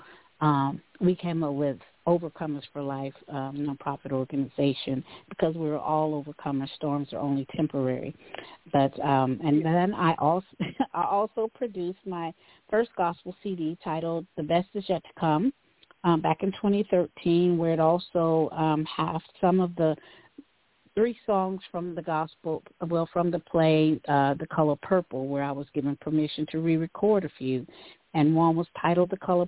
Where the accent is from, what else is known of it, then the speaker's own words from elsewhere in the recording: Tyler, Texas, United States; now in Dallas, United States; I am originally from Tyler, raised out on Highway 14 in the community called Shady Grove